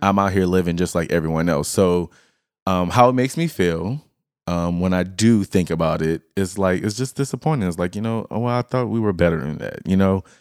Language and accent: English; Lafayette, Louisiana, United States; moved away; we come from, and Lafayette is a very r, country place.